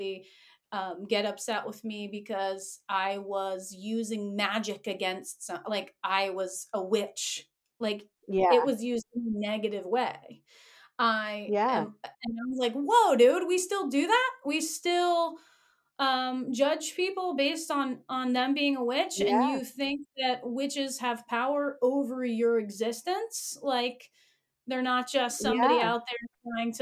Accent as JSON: {"language": "English", "region": "the Appalachians", "country": "United States", "tie": "born or raised there", "said": "I grew up like in the Appalachians, and folklore is really important there"}